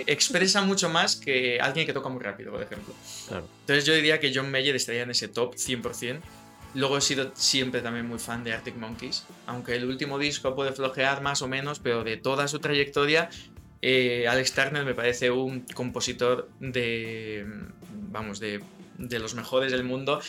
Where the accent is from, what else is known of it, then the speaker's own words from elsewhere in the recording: Spain; los españoles tenemos como nuestro acento inglés españolizado un poco